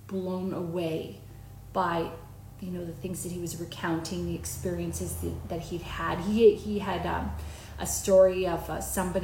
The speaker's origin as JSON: {"language": "English", "country": "Canada", "moved": "as an adult", "lives_now": "Australia", "said": "I'm a Canadian living in Australia"}